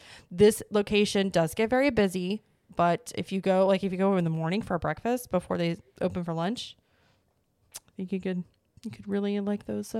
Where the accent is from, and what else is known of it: Springfield, Missouri, United States; born or raised there; moved away